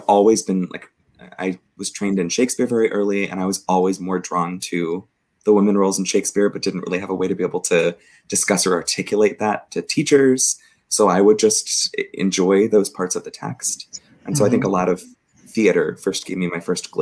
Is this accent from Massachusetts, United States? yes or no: no; Southern California, United States; moved away as an adult; also born or lived in Provo, Utah / Oklahoma; now in San Francisco, United States; I was raised in a pretty conservative suburb in Southern California